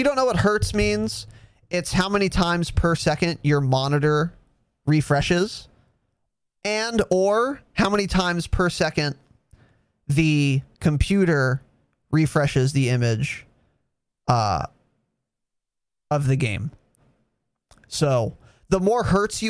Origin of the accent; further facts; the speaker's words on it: United States; I'm American